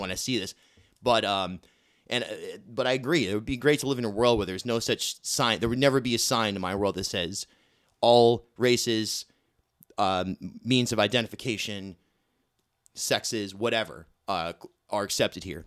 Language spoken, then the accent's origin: English; Rhode Island, United States; moved away as an adult; also born or lived in Brooklyn, New York / Newport, Rhode Island; Growing up in Rhode Island